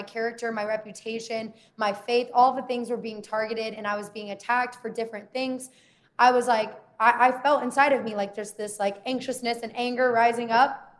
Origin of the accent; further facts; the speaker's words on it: the South, United States; I grew up in the South